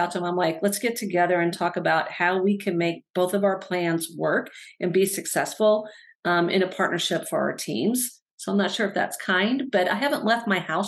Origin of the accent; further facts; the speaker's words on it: Northern Illinois, United States; moved away as an adult; now in Madison, United States; So I grew up in the Midwest. I actually grew up in Northern Illinois